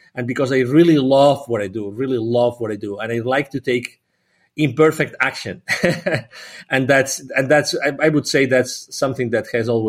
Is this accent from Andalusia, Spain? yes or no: no; Barcelona, Catalonia, Spain; also born or lived in 8 countries; Well, I'm originally from Barcelona in Spain, close to Barcelona in Spain. I've lived in 8 different countries.